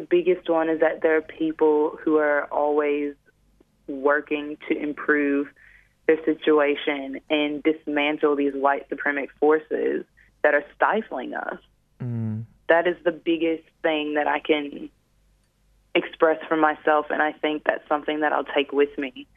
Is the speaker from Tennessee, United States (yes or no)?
no; Detroit, Michigan, United States; moved away; Detroit, which is my hometown